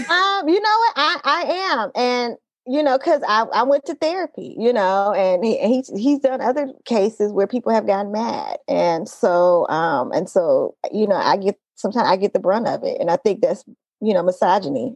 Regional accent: Oakland, California, United States; also born or lived in Los Angeles; I grew up in Oakland. I grew up specifically in East Oakland

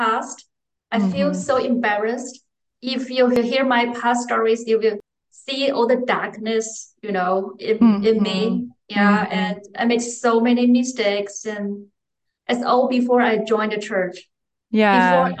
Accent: Beijing, China; English is a second language; now in Frankfurt, Germany; I was born and raised in Beijing, the capital city of China

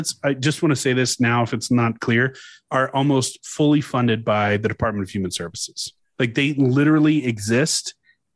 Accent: Louisiana, United States; I'm from Louisiana, man. We got a lot of French people.

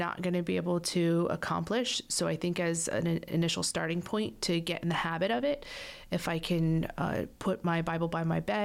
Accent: Florida, United States; I'm a Florida girl, born and raised in Florida

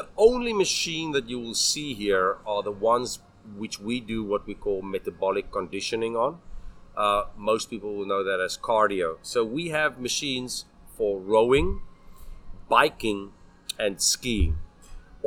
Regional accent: South Africa; moved away as an adult; now in Taiwan; I'm South African

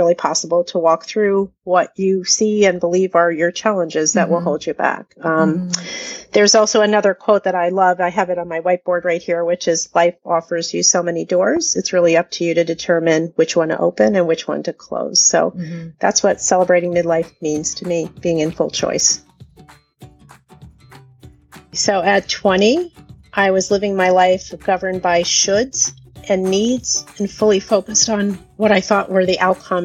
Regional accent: New Jersey, United States; now in Pennsylvania, United States; I am a Jersey girl. I was born in Jersey

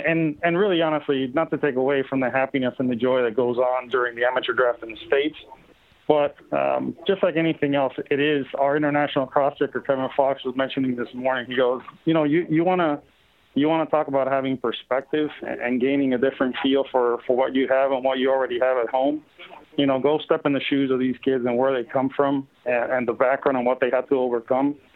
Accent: Puerto Rico; I grew up in Puerto Rico

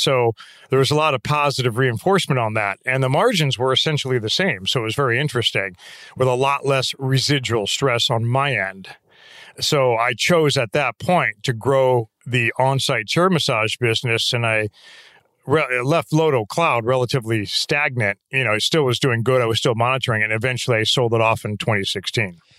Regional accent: St. Louis, Missouri, United States; moved away; also born or lived in Denver, Colorado; I grew up in Saint Louis, Missouri. We moved to Denver when I was in high school, then back to Saint Louis for my senior year in high school

